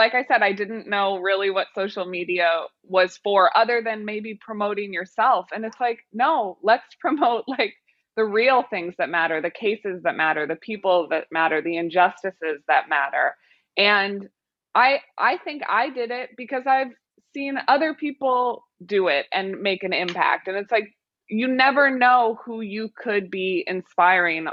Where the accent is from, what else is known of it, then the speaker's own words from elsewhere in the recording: Missouri, United States; now in New York, United States; I'm from Missouri, but I live in New York now.